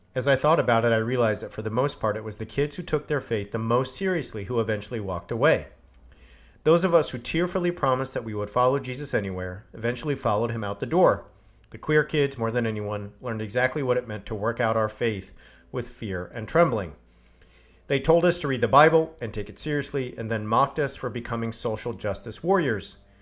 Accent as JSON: {"language": "English", "region": "California", "country": "United States", "tie": "born or raised there", "said": "I grew up in California."}